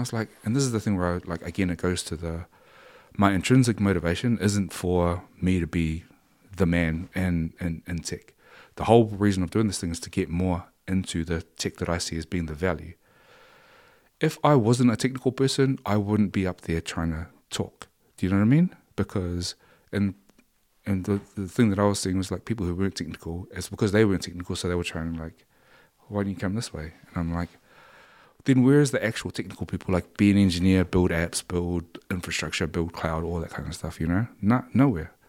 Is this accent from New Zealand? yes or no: yes; New Zealand; we grew up in New Zealand